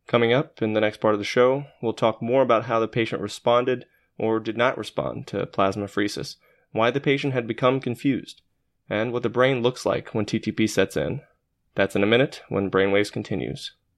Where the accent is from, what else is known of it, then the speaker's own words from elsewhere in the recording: Arkansas, United States; our days growing up in Arkansas